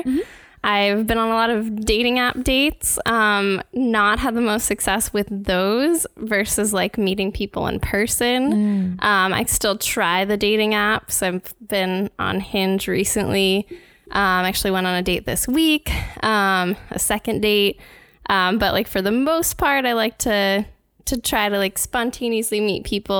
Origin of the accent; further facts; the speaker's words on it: New York City, New York, United States; now in Boston, United States; I'm from New York City.